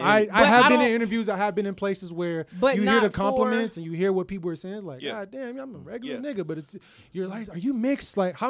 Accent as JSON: {"language": "English", "town": "Houston", "region": "Texas", "country": "United States", "tie": "born or raised there", "moved": "yes", "said": "growing up in Houston, in the South"}